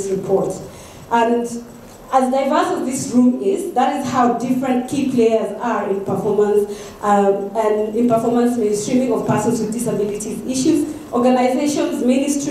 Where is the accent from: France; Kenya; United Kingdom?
Kenya; moved away; I'm still a Kenyan